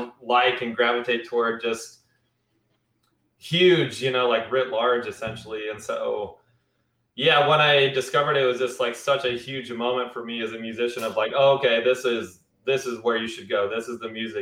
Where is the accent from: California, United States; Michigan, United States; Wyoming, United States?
Wyoming, United States; rural; I grew up seeing Confederate flags all over the place and shit like that. And you know, this is in rural Wyoming